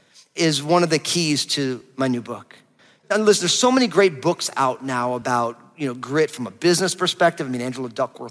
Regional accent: New Jersey, United States; I'm from New Jersey

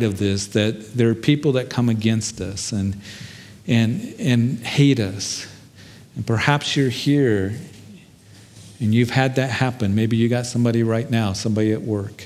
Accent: Kansas, United States; when I was a kid, growing up in Kansas

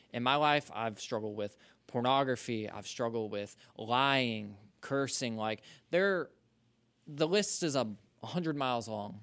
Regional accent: Social Circle, Georgia, United States; I'm from Social Circle, Georgia

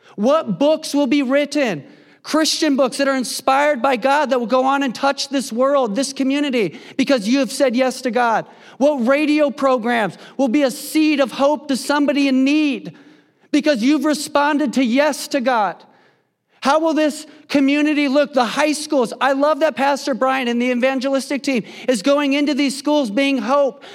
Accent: Indiana, United States; moved away as an adult; now in West Coast, United States; I grew up in Indiana, the Midwest. I'm a Hoosier

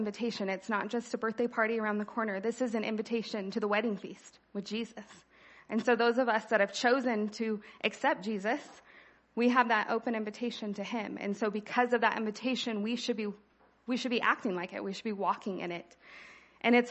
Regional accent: California, United States; I was born here in California, haven't gone far

